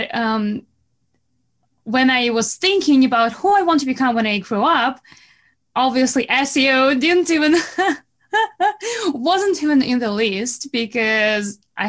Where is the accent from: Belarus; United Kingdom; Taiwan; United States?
Belarus; accent: Russian accent; English is a second language; moved away as an adult; now in Canada; I'm not from Russia, but I'm from Belarus, which is close